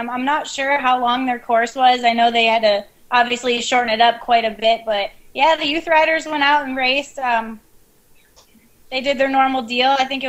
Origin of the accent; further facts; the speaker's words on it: West Virginia, United States; Hey, I think we're from West Virginia. We can say it however we want.